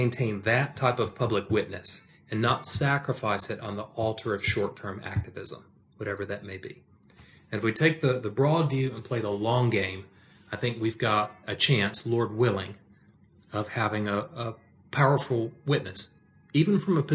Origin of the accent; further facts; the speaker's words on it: United States; American is not the primary aspect of my identity. Christian is. But American is an inescapable aspect